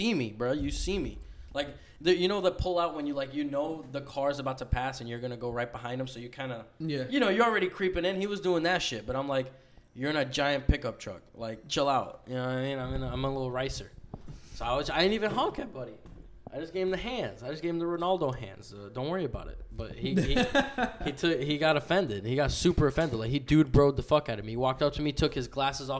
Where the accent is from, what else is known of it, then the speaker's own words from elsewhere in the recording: New York City, New York, United States; I'm from New York. I was born in New York City